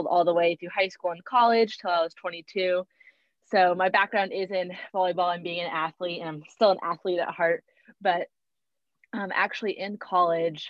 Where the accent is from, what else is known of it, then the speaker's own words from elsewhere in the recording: Texas, United States; I'm from Texas.